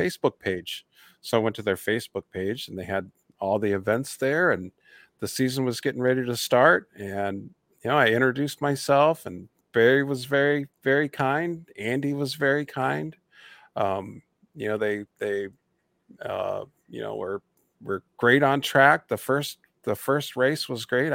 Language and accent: English; Indiana, United States; my home state in Indianapolis